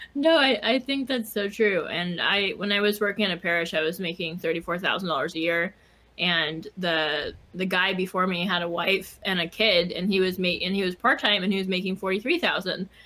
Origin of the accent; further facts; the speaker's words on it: Silicon Valley, California, United States; moved away; also born or lived in Chicago; I was raised in Silicon Valley